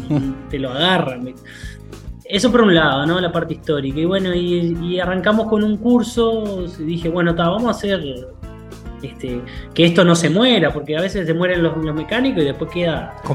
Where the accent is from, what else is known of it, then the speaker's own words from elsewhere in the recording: Rosario, Santa Fe, Argentina; yo me vine a vivir a Nueva hace unos años, yo soy rosarino